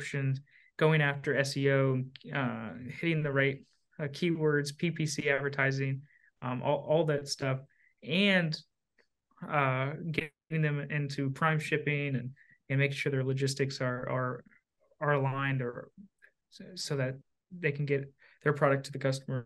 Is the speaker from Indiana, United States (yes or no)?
yes; Southern Indiana, United States; I'm from Southern Indiana, right across the river from Louisville, Kentucky.